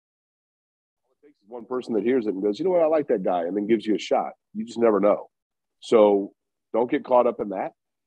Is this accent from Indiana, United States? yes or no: yes; Indianapolis, Indiana, United States; I grew up in Indy